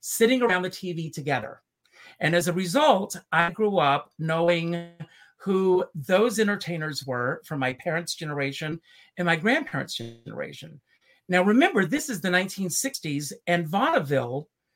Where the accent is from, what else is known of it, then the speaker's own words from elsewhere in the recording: Conway, the South, United States; accent: Southern; moved away as an adult; now in New York, United States; Conway High School in my hometown